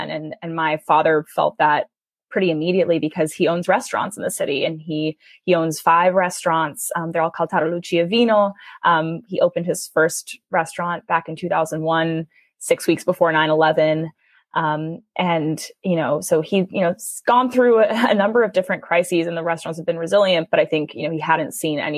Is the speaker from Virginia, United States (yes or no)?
no; New York City, New York, United States; I grew up in New York City.